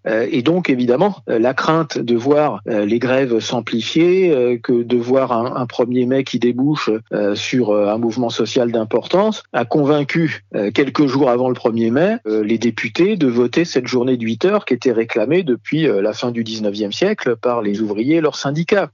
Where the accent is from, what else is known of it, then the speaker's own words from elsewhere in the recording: France; chez nous, en France